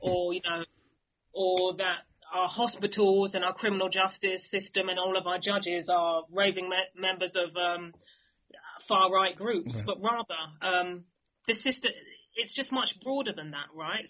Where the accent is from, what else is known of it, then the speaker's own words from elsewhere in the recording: London, United Kingdom; growing up in London